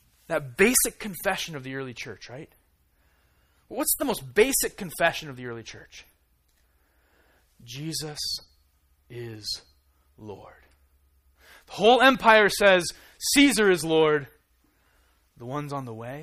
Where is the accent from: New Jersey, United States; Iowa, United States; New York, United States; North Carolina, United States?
Iowa, United States; I grew up in Iowa